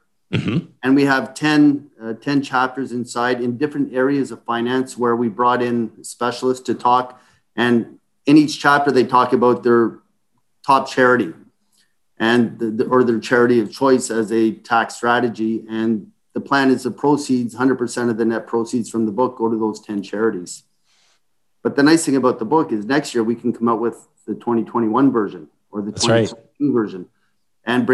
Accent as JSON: {"language": "English", "town": "Ottawa", "region": "Ontario", "country": "Canada", "tie": "born or raised there", "moved": "as an adult", "said": "I grew up in Ottawa"}